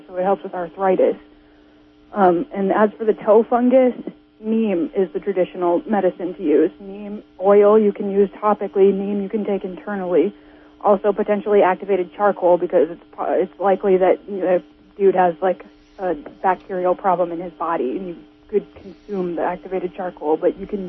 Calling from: Whale Gulch, California, United States; Hi, I'm calling from Whale Gulch, far west of...

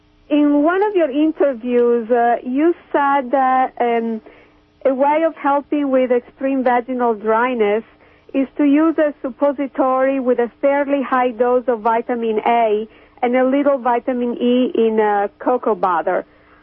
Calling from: Kansas City, Missouri, United States; From Kansas City.

